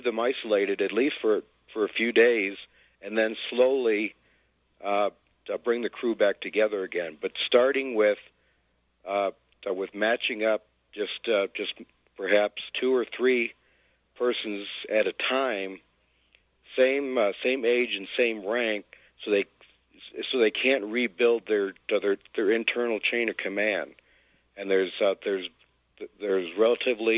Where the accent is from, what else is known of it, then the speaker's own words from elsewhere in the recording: United States; As an American, as a Westerner